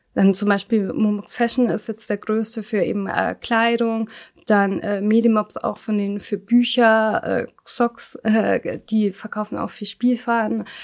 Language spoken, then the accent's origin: German; Germany; ich bin nicht in Deutschland geboren, war aber noch sehr klein, als wir kamen. Und man kam halt so, ich sag mal, meine Eltern waren Ende zwanzig und ich war erst zwei Jahre